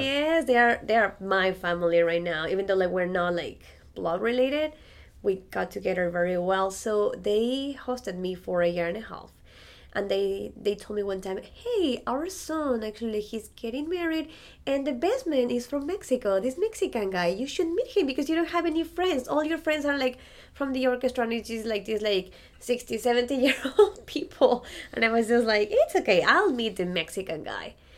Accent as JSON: {"language": "English", "region": "Andes", "country": "Ecuador", "tie": "born or raised there", "second_language": "English", "moved": "as an adult", "lives_now": "Frederick, United States", "said": "I'm originally from Ecuador and I am a musician"}